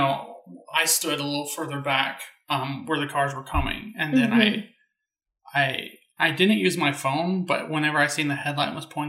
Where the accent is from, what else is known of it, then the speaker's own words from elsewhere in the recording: the South, United States; we're also from the South.